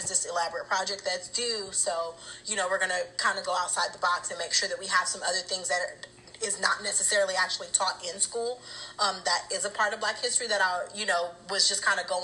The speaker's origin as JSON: {"language": "English", "region": "West Coast", "country": "United States", "moved": "yes", "said": "we're from the West Coast"}